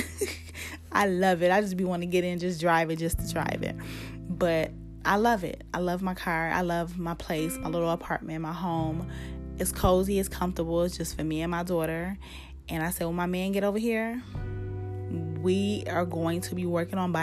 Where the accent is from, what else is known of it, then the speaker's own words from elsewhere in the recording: United States; I'm American